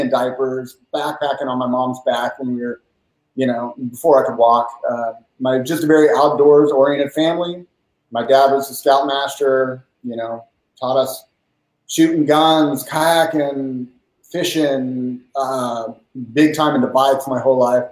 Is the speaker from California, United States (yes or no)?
yes; Lodi, California, United States; also born or lived in Redding, California; born and raised in Lodi. I lived there most of my life